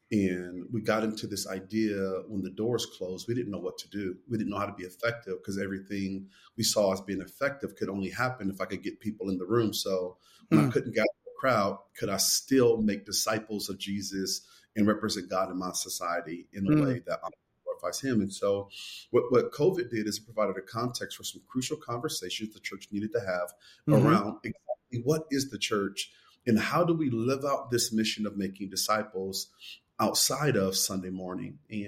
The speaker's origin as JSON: {"language": "English", "town": "Kansas City", "country": "United States", "tie": "born or raised there", "said": "I knew that I would pastor in my hometown. And for 18 years, it was a prayer. And at 35, we moved home. We have been living in Kansas City for a number of years"}